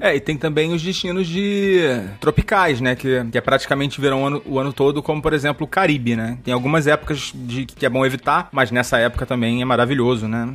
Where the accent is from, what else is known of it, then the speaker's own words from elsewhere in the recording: Rio de Janeiro, Brazil; Eu, como bom carioca que sou